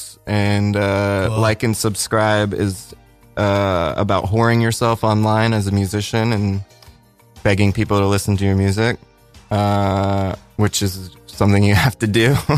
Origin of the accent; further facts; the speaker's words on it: Pittsburgh, Pennsylvania, United States; I'm from Pittsburgh